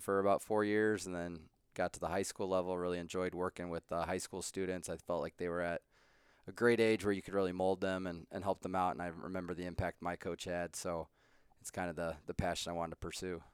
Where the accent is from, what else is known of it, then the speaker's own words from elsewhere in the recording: Colorado, United States; moved away as an adult; also born or lived in Lake Forest, Illinois; I grew up in Colorado